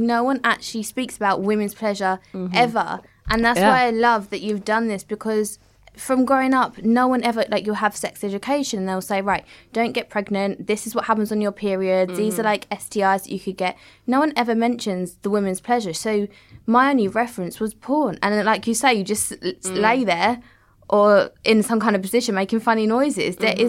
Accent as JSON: {"language": "English", "town": "Southend-on-Sea", "region": "East of England", "country": "United Kingdom", "said": "I come from Southend and I'm not like massively educated."}